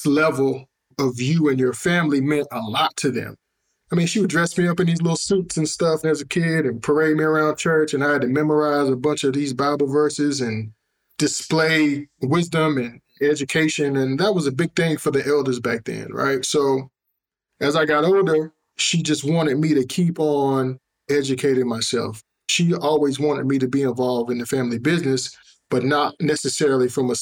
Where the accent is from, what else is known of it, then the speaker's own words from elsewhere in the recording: the South, United States; we grew up in the South